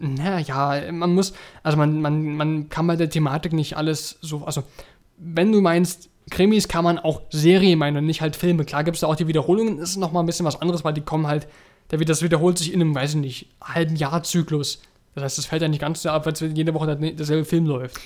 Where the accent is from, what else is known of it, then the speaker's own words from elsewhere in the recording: Germany; bei uns in Deutschland